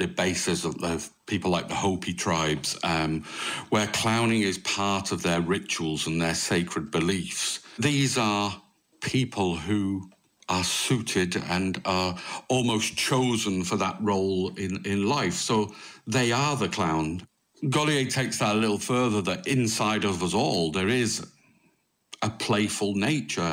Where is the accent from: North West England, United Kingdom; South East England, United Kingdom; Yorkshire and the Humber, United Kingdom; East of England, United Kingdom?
North West England, United Kingdom; Manchester; moved away as an adult; also born or lived in France; now in Limerick, Ireland; originally, I'm from Manchester. So I was brought up very close to Bellevue Circus in Manchester